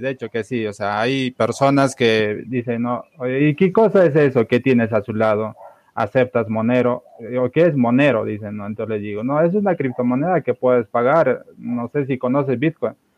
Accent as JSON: {"language": "Spanish", "country": "Peru", "said": "nosotros en, el Perú somos pues bastante practicantes del trueque"}